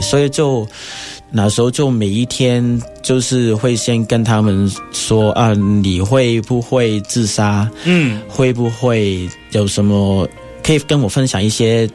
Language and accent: Chinese; Hong Kong; moved away as an adult; now in Taiwan; 然后有可能就是回香港，然后换身份证